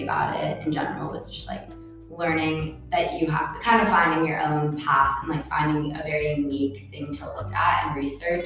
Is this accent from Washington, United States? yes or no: yes; Seattle, Washington, United States; moved away as an adult; now in Berkeley, United States; I'm originally from Seattle, Washington